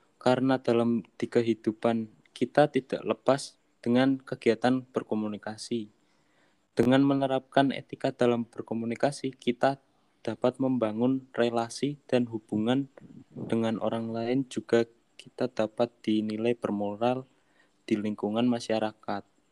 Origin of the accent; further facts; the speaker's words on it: Pekalongan, Central Java, Indonesia; dari Pekalongan